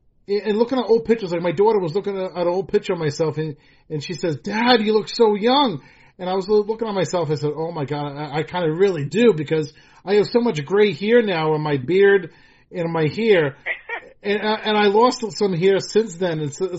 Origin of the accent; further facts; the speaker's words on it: Rhode Island, United States; Back to my home state. I mean, the first year I interviewed you in Georgia, then Massachusetts, and now my home state.